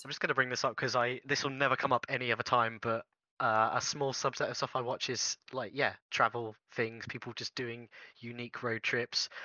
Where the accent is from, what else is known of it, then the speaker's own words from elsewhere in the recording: United Kingdom; I'm British